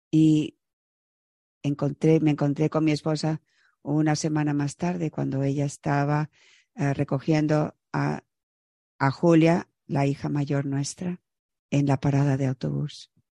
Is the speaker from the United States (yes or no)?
yes; Chicago, Illinois, United States; moved away as an adult; also born or lived in Florida; yo crecí en Chicago